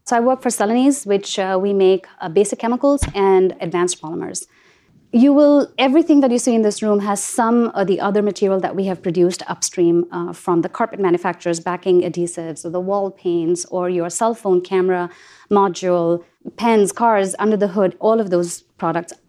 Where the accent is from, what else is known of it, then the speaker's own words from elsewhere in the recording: India; moved away; I grew up in India, and the brand that I, um, remember fondly from my childhood is Cadbury